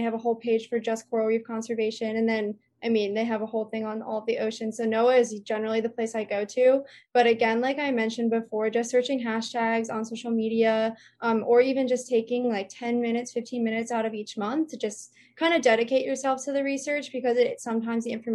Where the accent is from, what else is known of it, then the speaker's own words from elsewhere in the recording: Jersey Shore, New Jersey, United States; moved away as an adult; now in Hawaii, United States; I grew up on the Jersey Shore